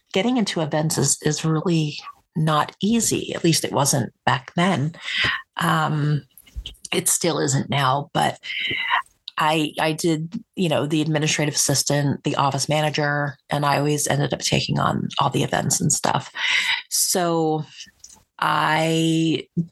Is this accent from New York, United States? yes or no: no; Willingboro, New Jersey, United States; moved away as an adult; also born or lived in Hamilton, New Jersey; now in Montana, United States; I was born and raised in South Jersey